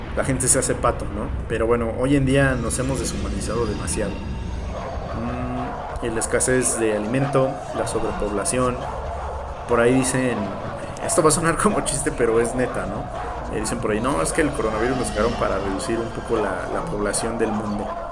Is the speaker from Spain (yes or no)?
no; Mexico; en mi país